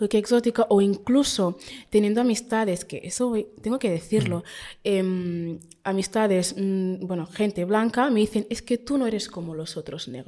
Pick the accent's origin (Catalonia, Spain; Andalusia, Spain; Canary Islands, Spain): Catalonia, Spain; perdonad por mis catalanadas, es que yo soy súper catalana.